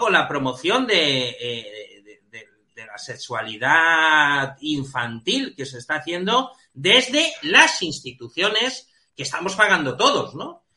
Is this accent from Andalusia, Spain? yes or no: no; Balearic Islands, Spain; en Baleares, que es, digamos, mi tierra